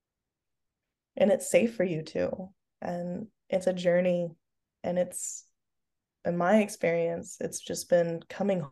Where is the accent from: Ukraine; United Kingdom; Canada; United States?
United States; Oklahoma; I'm from the Bible Belt, whoop whoop, go Oklahoma. And so like I grew up in a Christian home